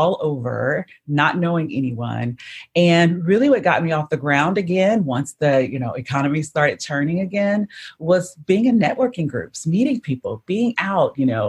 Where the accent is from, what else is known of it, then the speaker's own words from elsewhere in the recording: Houston, Texas, United States; with my mother when I grew up in Houston, Texas